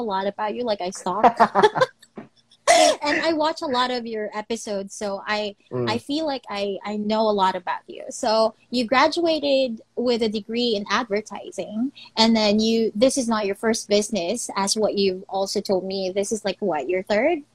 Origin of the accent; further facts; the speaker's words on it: Philippines; my home country, the Philippines